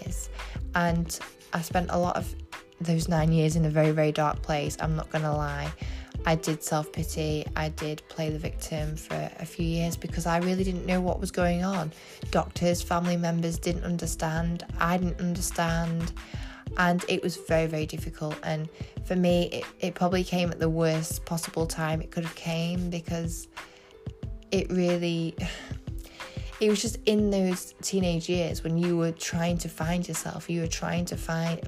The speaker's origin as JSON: {"language": "English", "region": "England", "country": "United Kingdom", "said": "I'm from England"}